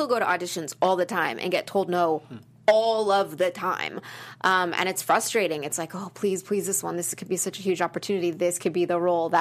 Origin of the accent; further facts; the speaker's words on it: Calgary, Alberta, Canada; moved away as an adult; now in Los Angeles, United States; I grew up in Calgary, Alberta, Canada